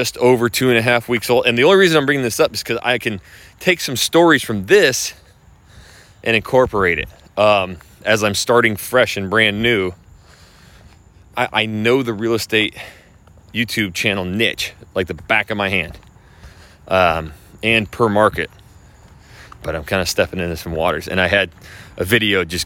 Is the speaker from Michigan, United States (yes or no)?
no; Idaho, United States; moved away; I am from Idaho.